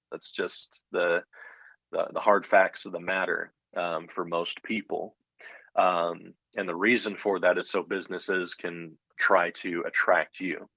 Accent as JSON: {"language": "English", "country": "United States", "tie": "born or raised there", "also_born_or_lived": "Colorado / Texas / Florida / Illinois", "said": "I grew up in Colorado and Texas"}